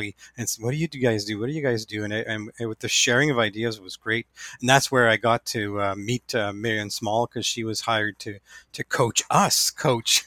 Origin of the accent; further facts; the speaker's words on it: New Liskeard, Ontario, Canada; I am from New Liskeard, Ontario, so just north of North Bay